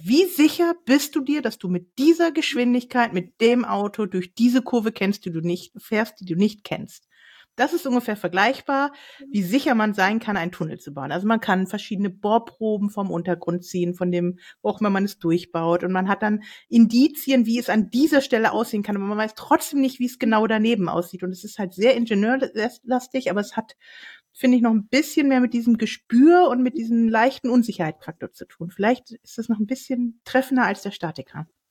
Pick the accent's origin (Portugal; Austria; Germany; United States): Germany; Northern Germany; moved away; Ich war in der Heimat, also in Norddeutschland unterwegs